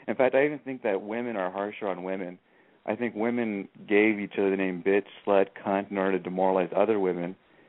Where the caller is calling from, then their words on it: Hesperia, California, United States; I'm 30 years old. I'm in Hesperia.